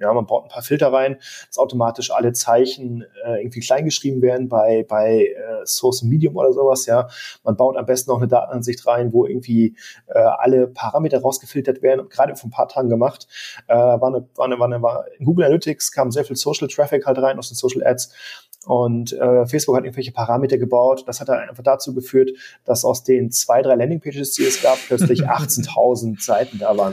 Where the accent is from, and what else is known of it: Germany